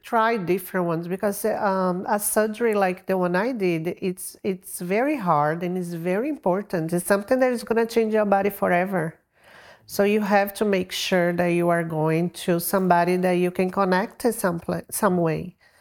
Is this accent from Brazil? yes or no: yes; Brazil; moved away; I'm from Brazil